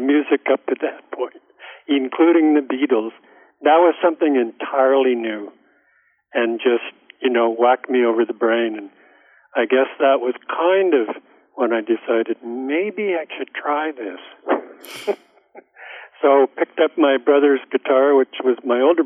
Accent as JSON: {"language": "English", "town": "Ottawa", "region": "Ontario", "country": "Canada", "tie": "born or raised there", "said": "I was conceived in Hull, Quebec, but I was born in Ottawa"}